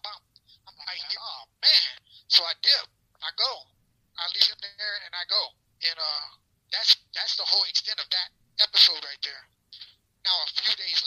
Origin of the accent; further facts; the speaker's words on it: West Palm Beach, Florida, United States; also born or lived in Ohio; I grew up in West Palm Beach. Yeah, I grew up in West Palm, back and forth from Ohio. I'm from Ohio, but I grew up pretty much in West Beach